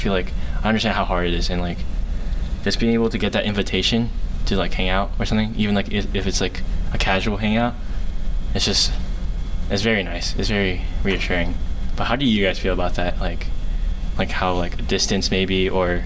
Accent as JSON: {"language": "English", "region": "Maryland", "country": "United States", "tie": "born or raised there", "moved": "as an adult", "said": "when I moved away from Maryland, like those guys I've been knowing since like day one, since like almost when I was born"}